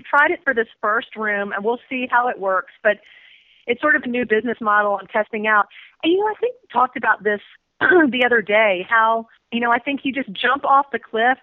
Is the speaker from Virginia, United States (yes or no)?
yes; Richmond, Virginia, United States; moved away as an adult; I'm from Richmond.